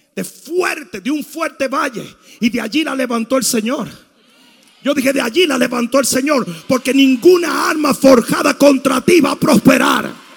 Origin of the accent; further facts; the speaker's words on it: Santo Domingo, Dominican Republic; moved away; Santo Domingo se me enseñó que si un tipo se te acercaba a una careta le partiera la cara